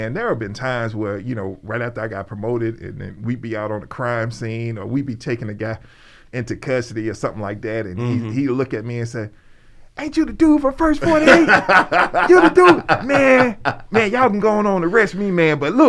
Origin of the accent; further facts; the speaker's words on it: Birmingham, Alabama, United States; Dude, look, man, I'm a dude from Ensley. I'm from Birmingham, Alabama, man.